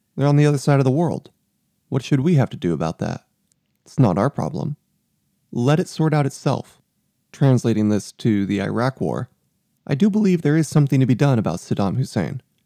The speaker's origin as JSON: {"language": "English", "region": "South Texas", "country": "United States", "tie": "born or raised there", "said": "I was raised in South Texas, primarily conservative, Republican"}